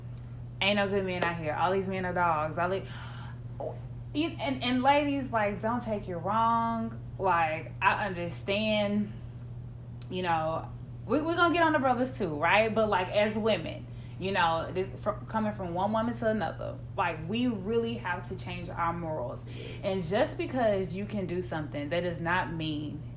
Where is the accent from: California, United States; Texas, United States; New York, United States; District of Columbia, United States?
Texas, United States; Houston; We're from Houston